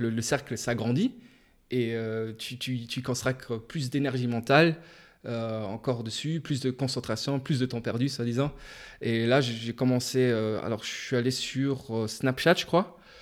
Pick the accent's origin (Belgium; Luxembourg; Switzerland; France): Luxembourg; j'ai grandi au Luxembourg. J'ai vécu toute ma vie, en fait